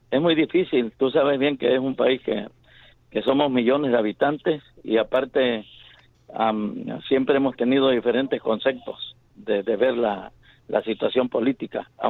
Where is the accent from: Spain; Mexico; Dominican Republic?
Mexico